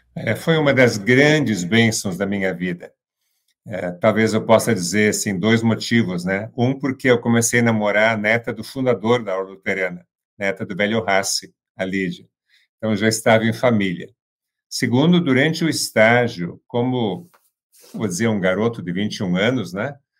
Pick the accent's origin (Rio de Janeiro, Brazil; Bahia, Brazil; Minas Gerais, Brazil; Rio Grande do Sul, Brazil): Rio Grande do Sul, Brazil; Santa Cruz do Sul; moved away; also born or lived in São Paulo; voltei aqui para minha cidade natal, Santa Cruz do Sul